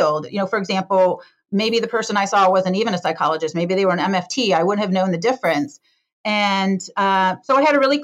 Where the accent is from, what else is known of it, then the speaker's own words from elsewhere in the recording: Detroit, Michigan, United States; now in San Francisco, United States; I grew up in the Detroit, Michigan area, in a suburb of Detroit, Michigan